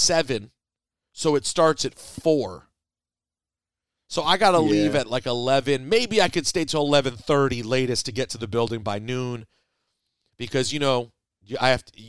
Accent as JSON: {"language": "English", "town": "Chicago", "region": "Illinois", "country": "United States", "said": "I'm from Chicago, and I love my city"}